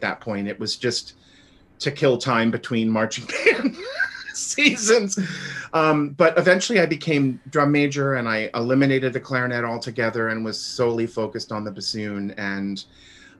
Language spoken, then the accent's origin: English; Florida, United States; also born or lived in New York City, United States / Milwaukee, United States; now in Dallas, United States; I was born in Florida, but we lived for a while in New York City. And that was when I was in elementary school